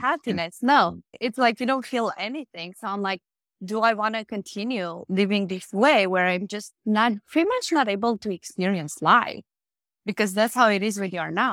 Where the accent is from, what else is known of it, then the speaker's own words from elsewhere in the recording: Romania; I grew up Catholic in Romania